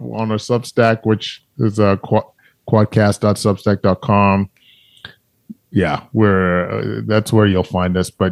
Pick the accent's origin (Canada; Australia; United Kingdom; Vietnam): Canada; Alberta; I grew up in Alberta